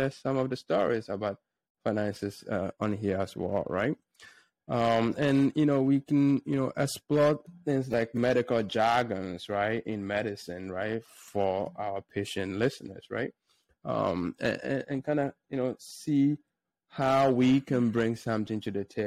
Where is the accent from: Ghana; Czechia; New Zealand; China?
Ghana; now in United States; I grew up in a small village in Ghana. So I guess I consider myself Ghanaian, even though I've been in the United States for about 11 years now